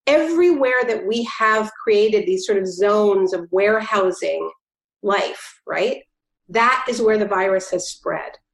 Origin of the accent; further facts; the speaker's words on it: Canada; now in New Jersey, United States; I'm Canadian